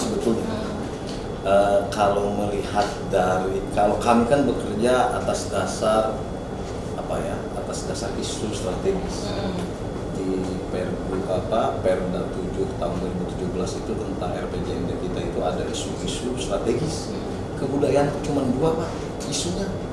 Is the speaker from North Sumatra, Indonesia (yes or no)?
no; Banten, Indonesia; orang kita orang Banten